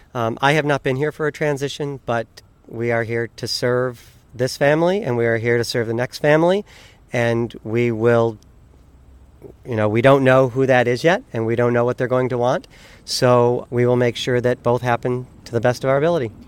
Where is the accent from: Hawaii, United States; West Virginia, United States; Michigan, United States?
Michigan, United States; moved away; I'm from Michigan.